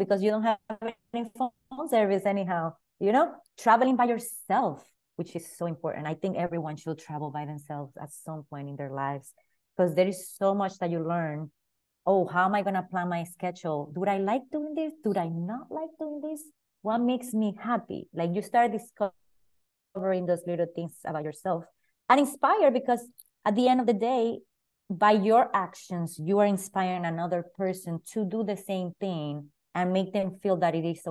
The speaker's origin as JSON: {"language": "English", "country": "Dominican Republic", "tie": "born or raised there", "also_born_or_lived": "New York City, United States", "moved": "as an adult", "lives_now": "New Jersey, United States", "said": "New York City is the first state that I came from Dominican Republic at 17 years old"}